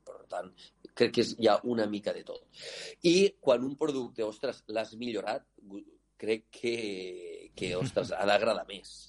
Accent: L'Aldea, Catalonia, Spain; jo sóc de l'Aldea

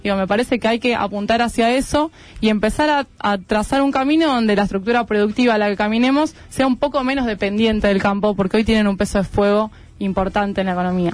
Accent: Argentina; como argentinos

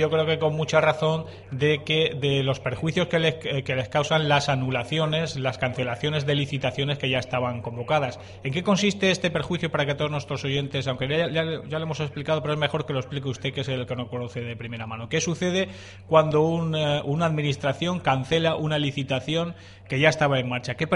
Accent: Region of Murcia, Spain; esto lo decimos nosotros porque somos murcianos

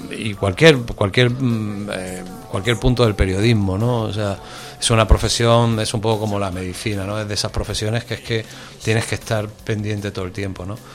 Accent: Málaga, Andalusia, Spain; now in Madrid, Spain; yo como malagueño rápidamente me sentí querido por Madrid

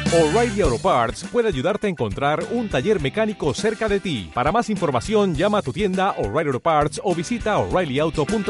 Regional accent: Los Tuxtlas, Veracruz, Mexico; mayormente de la región de los Tuxtlas, porque pues es donde yo nací

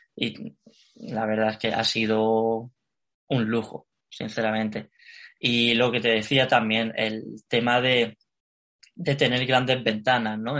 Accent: Alicante, Valencian Community, Spain; moved away as an adult; now in Madrid, Spain; yo soy de Alicante, ¿vale? Y a la hora de venir a Madrid, que ya hace tres años y medio

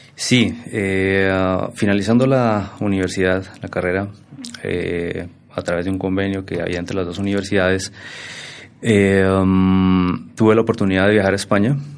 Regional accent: Boyacá, Colombia; moved away as an adult; also born or lived in Bogotá; yo soy boyacense de pura raza, como dice la canción. nací por allá ya hace algunos, algunos octubres atrás. Mm, egresado del Colegio Nacional de Sugamuxi, un colegio referente en Boyacá

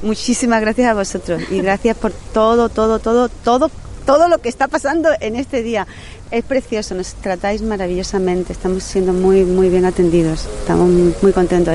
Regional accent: Seville, Andalusia, Spain; yo soy sevillana

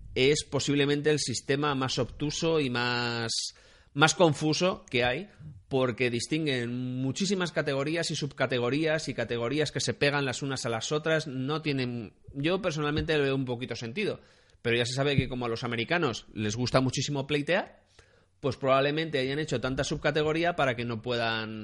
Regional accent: Spain; en España tenemos 46 millones de personas

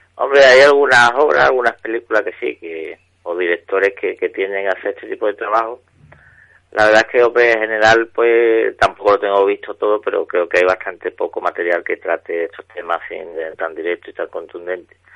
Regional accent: Jerez de la Frontera, Andalusia, Spain; desde chico yo soy de Jerez y aquí en Andalucía, en la provincia de Cádiz

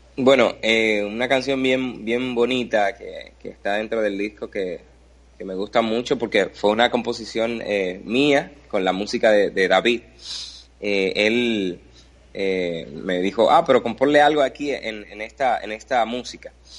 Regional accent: Dominican Republic; aquí, en mi país, República Dominicana

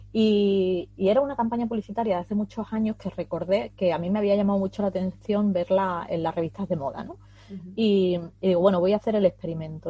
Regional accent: Huelva, Andalusia, Spain; aquí en la costa de Huelva, porque yo soy de Huelva

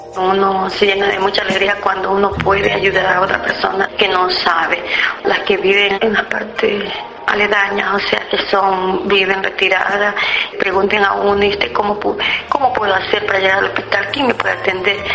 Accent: Rocafuerte, Manabí, Ecuador; Yo nací en Fuerte en el año 1957

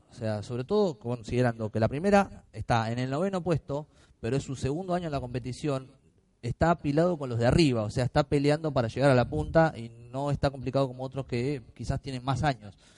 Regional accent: Río Grande, Tierra del Fuego, Argentina; moved away; yo soy de Río Grande, Tierra del Fuego

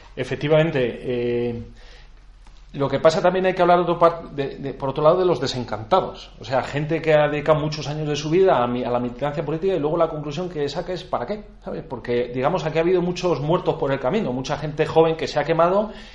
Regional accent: Spain; somos buenos españoles

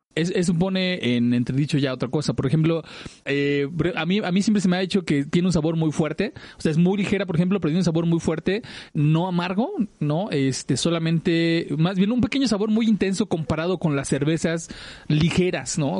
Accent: Mexico City, Mexico; Andrea y yo somos del oriente de Ciudad de México

